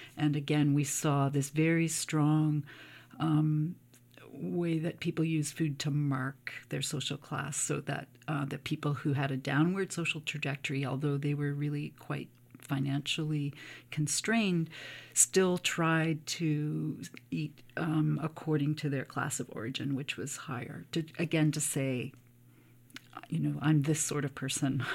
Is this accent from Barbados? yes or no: no; Cape Breton, Nova Scotia, Canada; I grew up in Cape Breton, um, in a small community